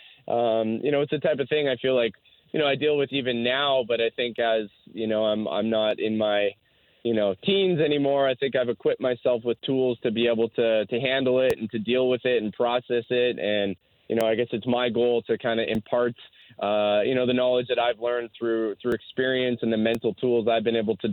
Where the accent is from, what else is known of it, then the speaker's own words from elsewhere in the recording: Canada; being Canadian